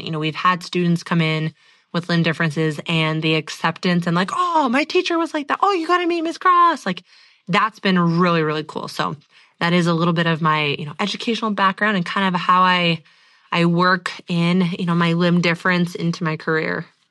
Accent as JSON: {"language": "English", "area": "the Northwest", "region": "Pacific Northwest", "country": "United States", "tie": "born or raised there", "said": "growing up in the Northwest"}